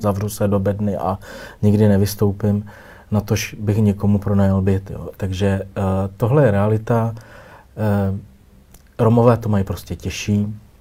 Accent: Rokycany, Plzeň Region, Czechia; now in Prague, Czechia; Já jsem z Rokycan, no, z západních Čech

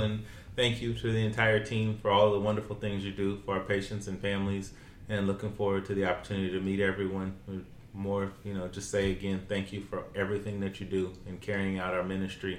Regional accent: Oklahoma, United States; moved away as an adult; also born or lived in Ohio; now in California, United States; I'm originally from Oklahoma, and so I'm used to warm temperatures

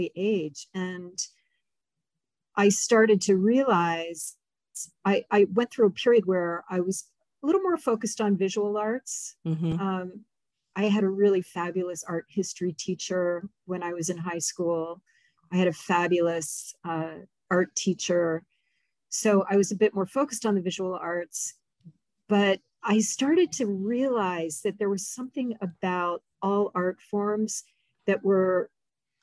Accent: Baltimore, Maryland, United States; moved away; also born or lived in Minnesota; I'm originally from Baltimore

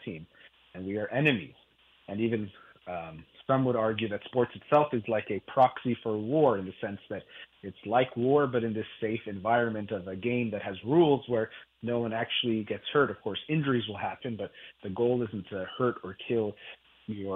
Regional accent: United States; I'm Iranian, from my parents both being Iranian. I was born in the United States

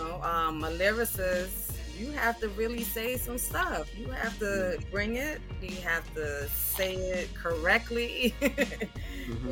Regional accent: New York City, New York, United States; also born or lived in Georgia; born and raised in the Bronx

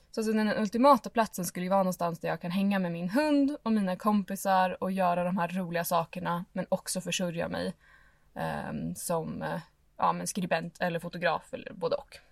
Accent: Stockholm, Stockholm County, Sweden; moved away as an adult; also born or lived in Åre / Lofoten / Dalarna; jag är född och uppvuxen i Stockholm.

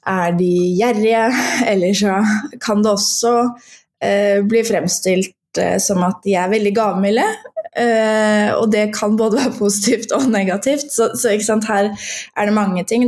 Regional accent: Fredrikstad, Østfold, Norway; now in Oslo, Norway; jeg er opprinnelig fra Fredrikstad og har bodd i Oslo de siste tolv årene

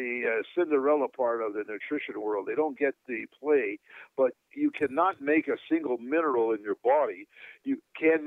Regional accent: Canada; moved away; I'm originally from Canada. It was a very cold climate

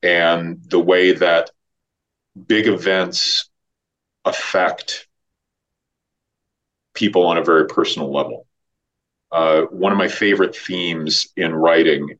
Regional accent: Iowa, United States; moved away as an adult; now in Los Angeles, United States; I moved to LA when I was 18. I grew up in Iowa

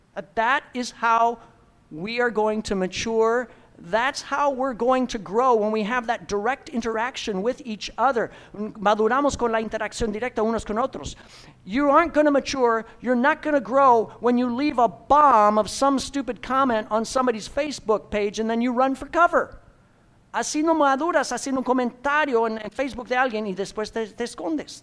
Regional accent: Midwest, United States; I'm from the Midwest

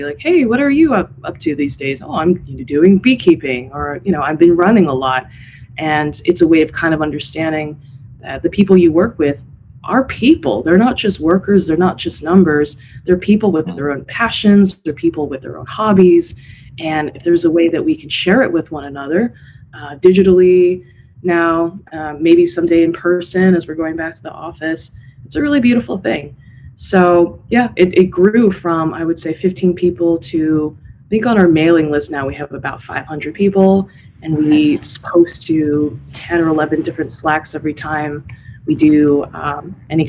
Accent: San Diego, California, United States; moved away as an adult; now in Bay Area, United States; I'm originally from San Diego

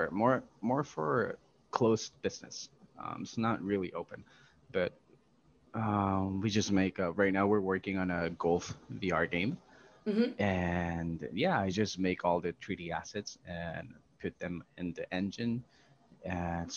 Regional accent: Puerto Rico; I'm from Puerto Rico. It's a very small island in the Caribbean.

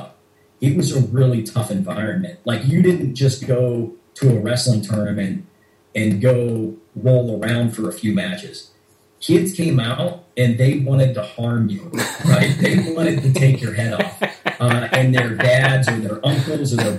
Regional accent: Pittsburgh, Pennsylvania, United States; also born or lived in Oklahoma / Boston, Massachusetts; now in Washington, D.C., United States; I grew up in Pittsburgh, Pennsylvania. And where I'm from, pretty much everybody wrestled right out of the womb

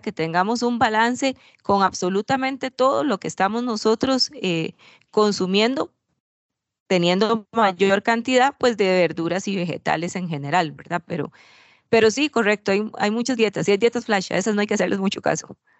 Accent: Costa Rica; yo soy de Costa Rica

